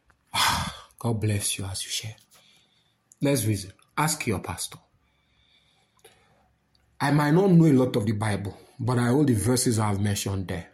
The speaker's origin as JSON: {"language": "English", "country": "Nigeria", "said": "I'm a Nigerian"}